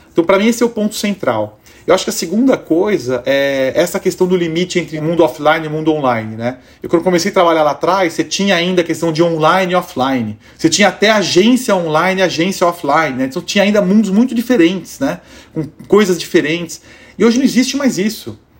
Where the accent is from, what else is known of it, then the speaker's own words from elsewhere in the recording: Brazil; para todos nós como brasileiros